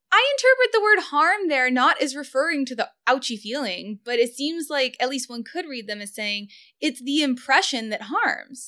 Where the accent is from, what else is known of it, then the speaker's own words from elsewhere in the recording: Kansas City, United States; I'm from Kansas City